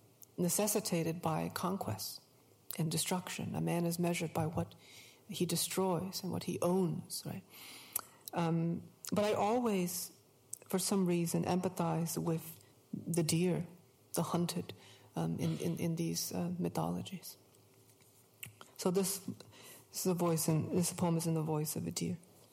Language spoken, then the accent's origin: English; New England, United States; Growing up in New England, I was surrounded by hunting.